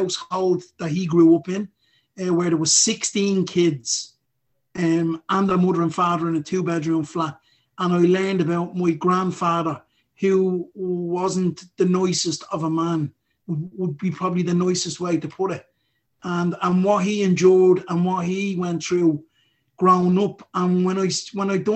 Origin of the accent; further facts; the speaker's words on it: Dublin, Leinster, Ireland; I grew up in Ballymun and went to school in Ballymun as a young lad